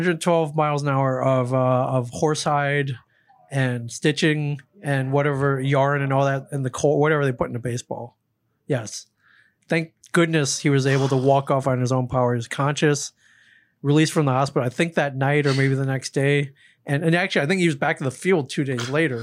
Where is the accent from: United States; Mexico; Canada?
United States; Michigan; I'm from Michigan